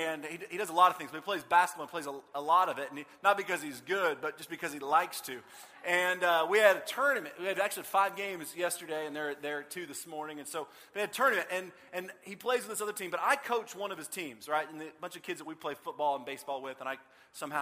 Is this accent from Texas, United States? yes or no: yes; Austin, Texas, United States; I grew up in Austin